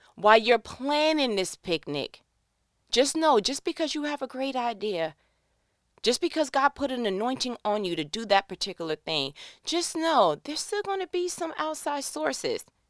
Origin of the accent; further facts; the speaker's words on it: New York, United States; moved away; I'm from New York